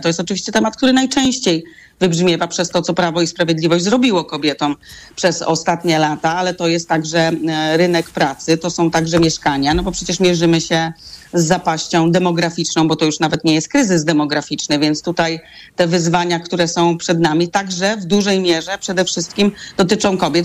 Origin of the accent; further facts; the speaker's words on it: Gryfino, West Pomeranian Voivodeship, Poland; Ja pochodzę z Gryfina, miasta na granicy polsko-niemieckiej w województwie zachodniopomorskim